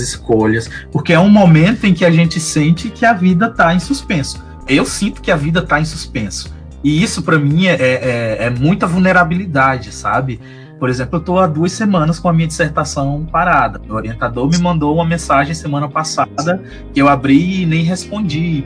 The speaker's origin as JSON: {"language": "Portuguese", "region": "Maranhão", "country": "Brazil", "moved": "yes", "lives_now": "Santa Catarina, Brazil", "said": "eu sou maranhense, mas eu moro em Santa Catarina, né? Tô morrendo de saudade do meu estado"}